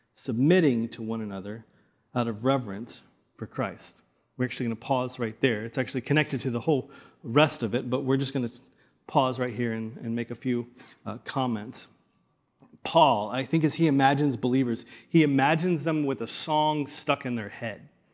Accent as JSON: {"language": "English", "region": "the Bible Belt", "country": "United States", "tie": "born or raised there", "moved": "yes", "lives_now": "Pacific Northwest, United States", "said": "I grew up in the Bible Belt"}